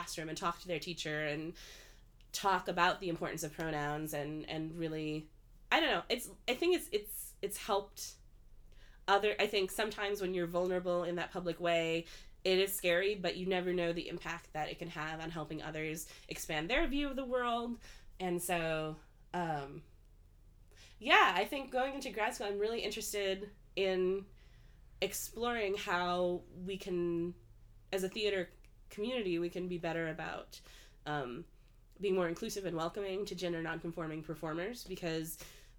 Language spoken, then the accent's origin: English; Midwest, United States; growing up in the Midwest